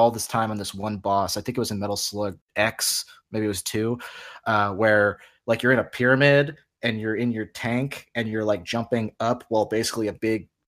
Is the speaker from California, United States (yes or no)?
yes; San Diego, California, United States; I grew up in San Diego, and we had like a family fun center